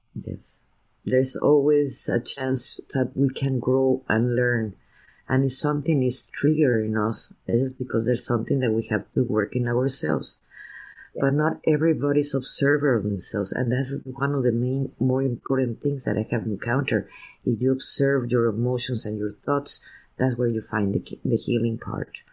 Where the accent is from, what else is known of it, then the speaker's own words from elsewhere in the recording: Veracruz, Mexico; now in United States; my parents are from San Antonio, Texas, I was raised in Veracruz, Mexico